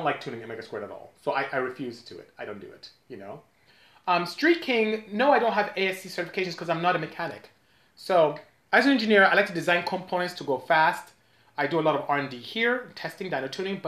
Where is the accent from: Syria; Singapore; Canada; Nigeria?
Nigeria; now in United States; I'm from Nigeria